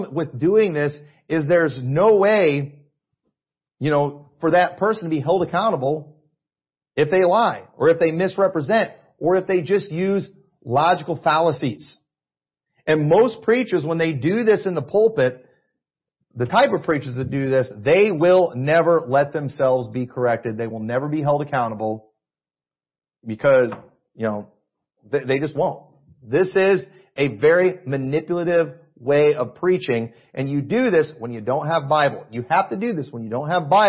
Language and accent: English; United States; I'm an American and I watch Fox News